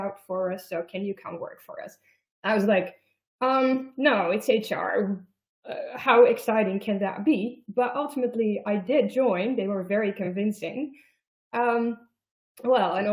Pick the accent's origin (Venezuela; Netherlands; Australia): Netherlands; also born or lived in Germany / United States; So I live in the Netherlands. I am Dutch, but I have lived in Germany and in the United States